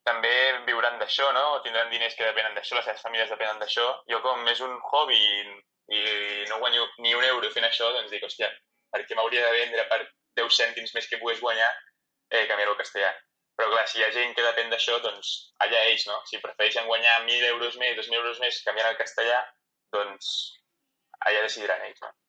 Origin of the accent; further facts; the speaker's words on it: Spain; No, bàsicament perquè o sigui, el català és la meva llengua materna, la llengua que parlo a casa, la llengua que parlo amb els meus amics